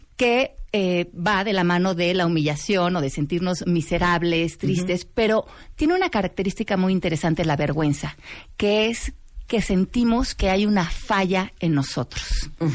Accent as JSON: {"language": "Spanish", "country": "Mexico", "said": "nosotros como mexicanos"}